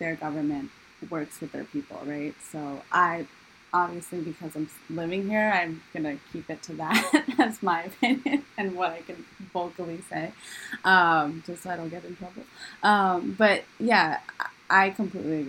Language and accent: English; New York, United States; moved away as an adult; now in Shanghai, China; I'm from New York